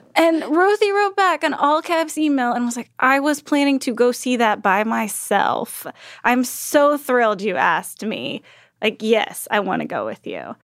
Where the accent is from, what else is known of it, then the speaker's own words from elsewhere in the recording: Texas, United States; I grew up in Texas